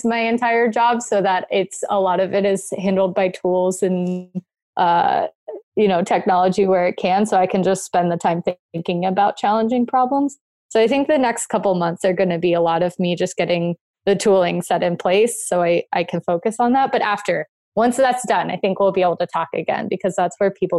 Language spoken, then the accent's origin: English; South Florida, United States; I grew up in South Florida.